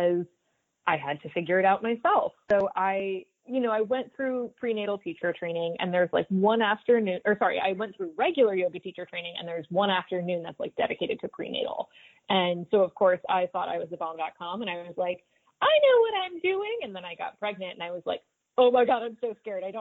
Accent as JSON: {"language": "English", "town": "Stuart", "region": "Florida", "country": "United States", "tie": "born or raised there", "said": "I grew up in Stuart, Florida. We're a small town just north of Palm Beach on the water."}